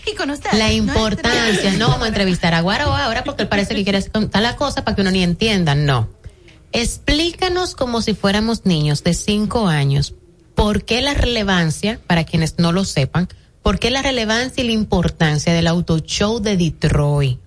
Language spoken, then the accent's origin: Spanish; Dominican Republic; nos caracteriza como dominicanos